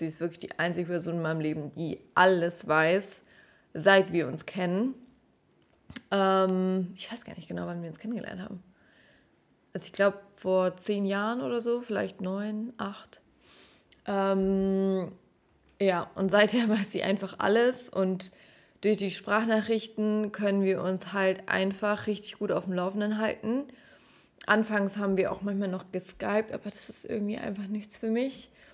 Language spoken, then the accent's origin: German; Stuttgart, Baden-Württemberg, Germany; moved away as an adult; also born or lived in Heidenheim / Munich; now in Nuremberg, Germany; die Liebe zu meiner Heimat so richtig ähm, entdeckt